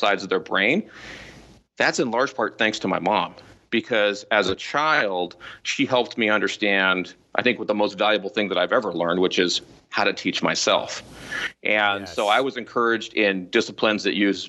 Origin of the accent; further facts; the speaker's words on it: Southern California, United States; here in California, Southern California. So if the listeners know kind of the Newport Beach, Costa Mesa, Irvine area, I've always been kind of in this area for my for most of my life